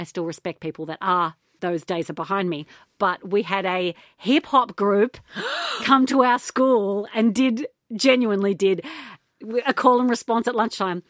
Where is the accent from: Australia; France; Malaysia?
Australia; as an Australian, we are not given the benefit of the doubt.